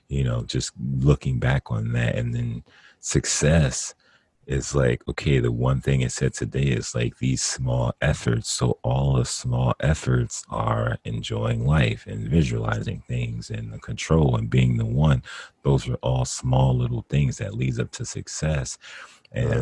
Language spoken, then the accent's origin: English; Northern New Jersey, United States; now in California, United States; we were pretty much born and raised in Northern New Jersey